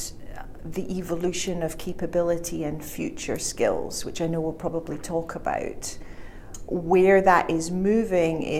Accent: Scotland, United Kingdom; moved away as an adult; also born or lived in Glasgow; now in China; I'm originally from Scotland

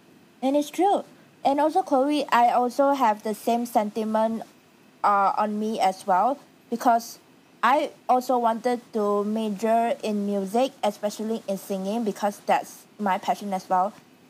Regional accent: Malacca City, Malacca, Malaysia; moved away; my hometown, Malacca.

